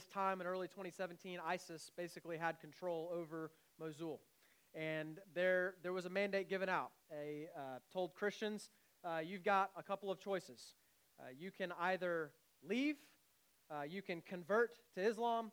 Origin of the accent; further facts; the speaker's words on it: United States; now in Canada; I'm from the States